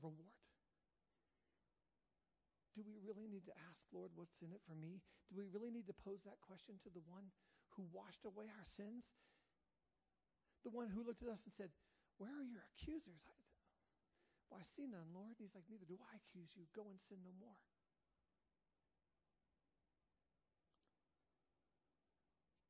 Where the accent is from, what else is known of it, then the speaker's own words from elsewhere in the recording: United States; I love being an American